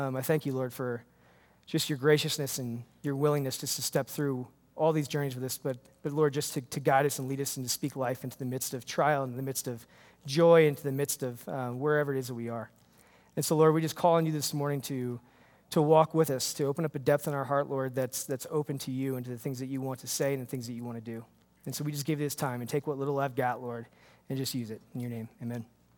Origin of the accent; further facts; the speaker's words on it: New York, United States; It was in my church where I grew up in New York.